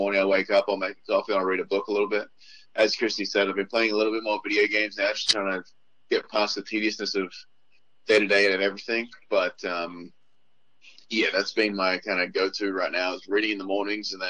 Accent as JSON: {"language": "English", "country": "Australia", "tie": "born or raised there", "moved": "yes", "lives_now": "United States", "said": "my hometown, about 15 minutes away from where I grew up"}